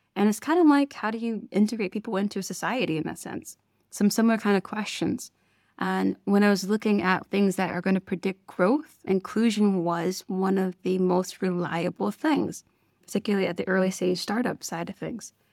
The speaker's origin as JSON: {"language": "English", "town": "Detroit", "region": "Michigan", "country": "United States", "tie": "born or raised there", "moved": "as an adult", "said": "I am originally from Detroit, Michigan, like we said, and for me, I grew up with a family that worked in ministry."}